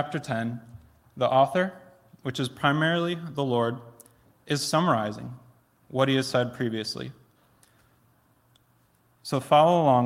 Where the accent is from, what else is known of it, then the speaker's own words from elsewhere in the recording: Plainwell, Michigan, United States; also born or lived in Philadelphia; I grew up in Plainwell, about 10 minutes down the road